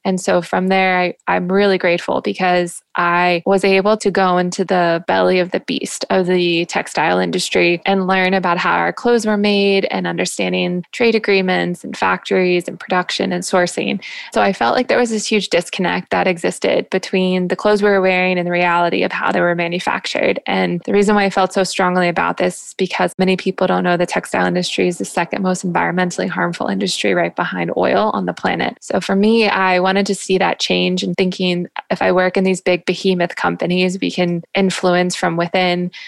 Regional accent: Jacksonville, Florida, United States; I'm from Jacksonville

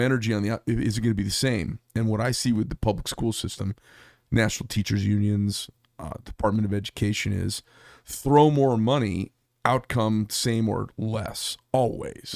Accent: Paradise Valley, Arizona, United States; I grew up in Paradise Valley

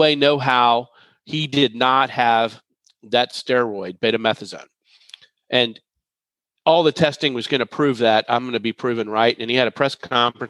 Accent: Dallas, Texas, United States; I'm from Dallas

